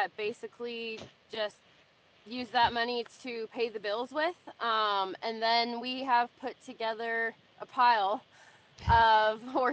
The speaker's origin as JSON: {"language": "English", "area": "Central Coast", "region": "California", "country": "United States", "tie": "born or raised there", "moved": "as an adult", "lives_now": "Texas, United States", "said": "growing up in California on the Central Coast is cow horse country"}